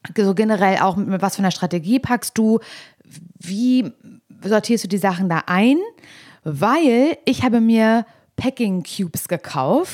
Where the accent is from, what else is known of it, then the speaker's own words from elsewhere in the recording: East Germany, Germany; ich komme aus Ostdeutschland